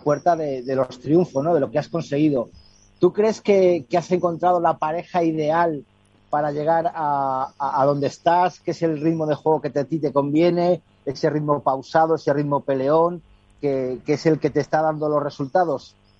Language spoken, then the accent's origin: Spanish; Spain; que decimos aquí en España